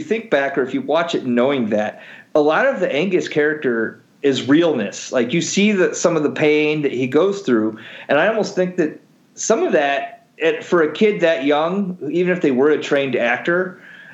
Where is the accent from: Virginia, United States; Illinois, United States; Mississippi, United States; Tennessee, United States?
Illinois, United States; Chicago; Growing up around the Chicagoland area